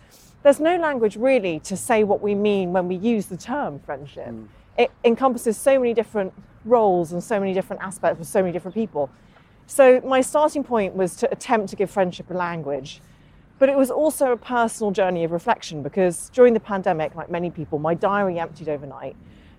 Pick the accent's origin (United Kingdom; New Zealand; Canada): United Kingdom; Northern Ireland; I grew up in Northern Ireland, just outside Derry, went to school in Derry. You can't tell because I don't have the accent.